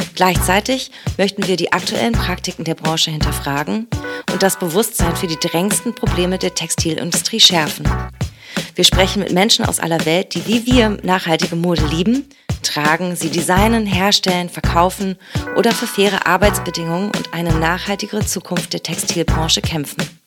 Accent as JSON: {"language": "German", "town": "Mainz", "region": "Rhineland-Palatinate", "country": "Germany", "said": "hier in äh, Mainz, wo ich herkomme"}